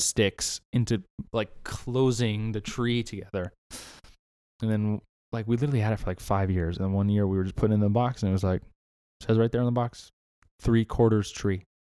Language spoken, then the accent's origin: English; Southern California, United States; moved away; I'm from Southern California